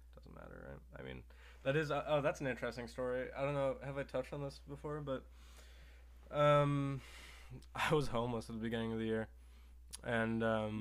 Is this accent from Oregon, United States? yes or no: yes; Oregon, United States; also born or lived in Salem, Oregon / Bend, Oregon; I grew up in Oregon